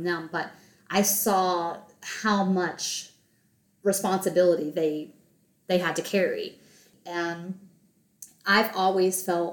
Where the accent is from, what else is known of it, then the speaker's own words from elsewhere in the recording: the South, United States; growing up in the South